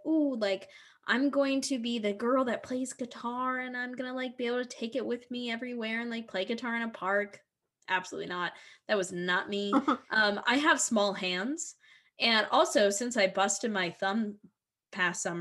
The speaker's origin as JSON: {"language": "English", "town": "Philadelphia", "region": "Pennsylvania", "country": "United States", "tie": "born or raised there", "said": "So I grew up in the North, and, like, you know, Philly kind of has the same spirit as New York City"}